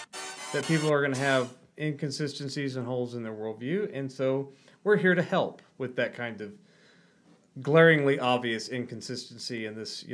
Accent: Arkansas, United States; I'm from Arkansas. We have all kinds of stupid idioms.

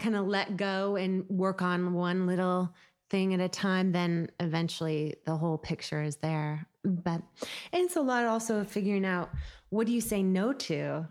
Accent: Seattle, Washington, United States; growing up in Seattle, it was a really great experience, and it was also when Seattle was much smaller

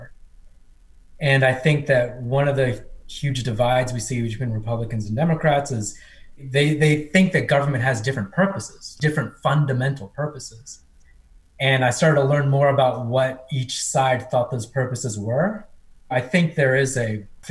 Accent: Cincinnati, Ohio, United States; born or raised there; also born or lived in India

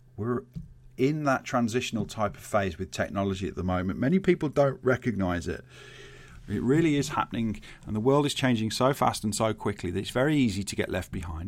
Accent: Birmingham, West Midlands, United Kingdom; I grew up in Birmingham

